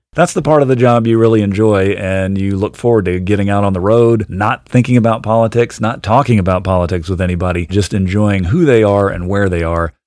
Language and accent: English; Richmond, Virginia, United States; now in Montana, United States; I moved around a bit uh, early on, but mainly grew up in Virginia